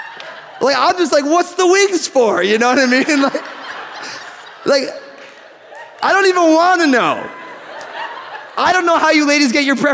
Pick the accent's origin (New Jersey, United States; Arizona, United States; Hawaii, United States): New Jersey, United States; moved away; I'm from New Jersey